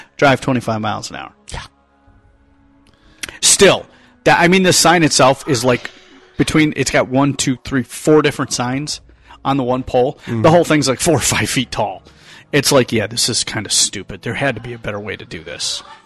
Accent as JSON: {"language": "English", "town": "Detroit", "region": "Michigan", "country": "United States", "tie": "born or raised there", "said": "my hometown."}